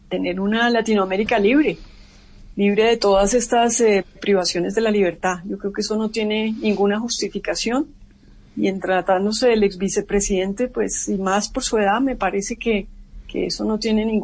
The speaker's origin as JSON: {"language": "Spanish", "country": "Colombia", "said": "pues porque en este caso pues todos somos colombianos"}